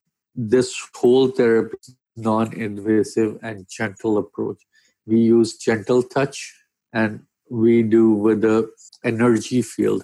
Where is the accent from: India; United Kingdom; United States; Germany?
India; moved away as an adult; now in Abbotsford, Canada; I'm a physiotherapist from India.